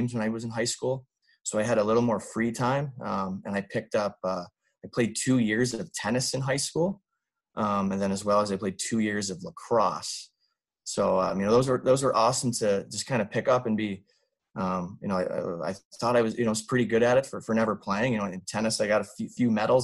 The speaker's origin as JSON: {"language": "English", "town": "Traverse City", "region": "Michigan", "country": "United States", "tie": "born or raised there", "said": "originally from Traverse City, Michigan. It's a small town in northern Michigan, right on Lake Michigan"}